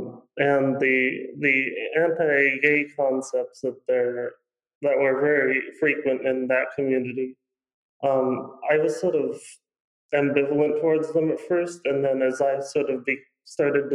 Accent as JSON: {"language": "English", "region": "the South", "country": "United States", "tie": "born or raised there", "said": "I was raised in the South in sort of a suburban area."}